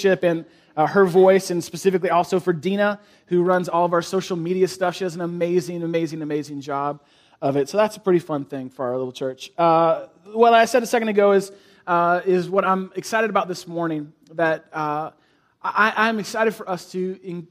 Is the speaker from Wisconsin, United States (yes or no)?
no; San Francisco, California, United States; now in Chicago, United States; I grew up in San Francisco, the East Bay of San Francisco